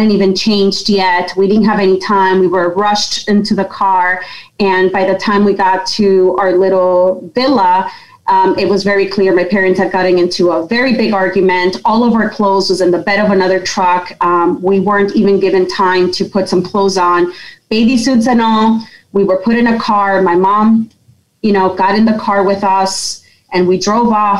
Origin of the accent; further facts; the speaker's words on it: Yonkers, New York, United States; I'm originally from Yonkers in New York